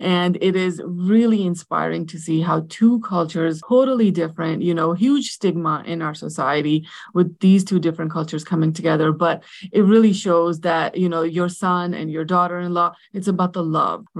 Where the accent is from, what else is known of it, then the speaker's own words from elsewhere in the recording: New Jersey, United States; I am from New Jersey, a Pakistani American